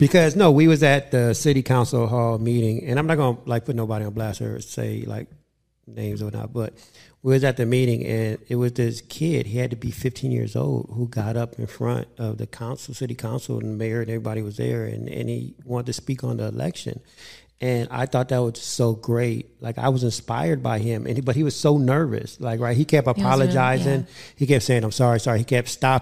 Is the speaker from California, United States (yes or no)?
yes; Inglewood, California, United States; I grew up with Dwayne in Inglewood